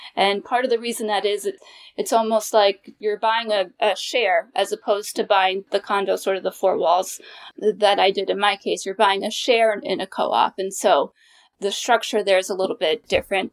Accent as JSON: {"language": "English", "region": "New York", "country": "United States", "moved": "as an adult", "lives_now": "Washington, D.C. area, United States", "said": "I'm originally from New York, and I'm a proud New Yorker, but I knew that I wanted to live in the D C area"}